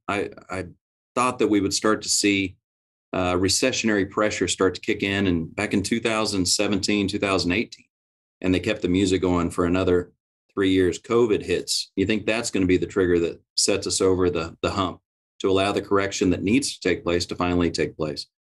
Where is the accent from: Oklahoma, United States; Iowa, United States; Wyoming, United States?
Oklahoma, United States; I'm from Oklahoma